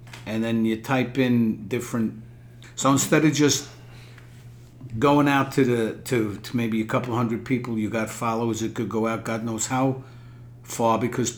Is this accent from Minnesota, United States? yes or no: no; New York City, New York, United States; from Brooklyn